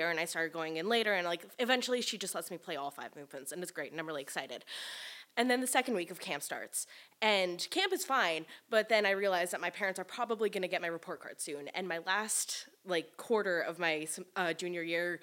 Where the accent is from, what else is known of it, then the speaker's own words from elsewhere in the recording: New York City, New York, United States; I grew up in New York City